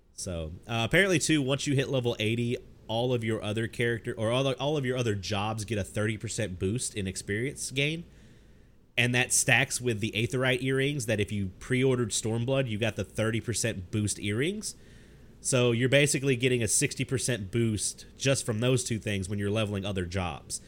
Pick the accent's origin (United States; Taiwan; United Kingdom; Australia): United States; the South; I grew up in the South.